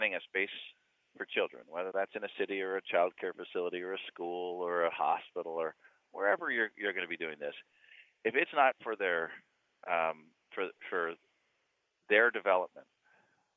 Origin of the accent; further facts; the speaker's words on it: Hamilton, Ontario, Canada; when I was five, growing up in Hamilton